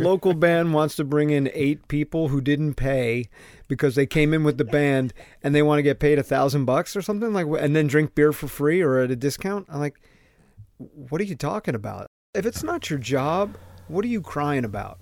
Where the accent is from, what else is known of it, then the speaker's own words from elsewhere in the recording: Southern Connecticut, United States; me growing up in Southern Connecticut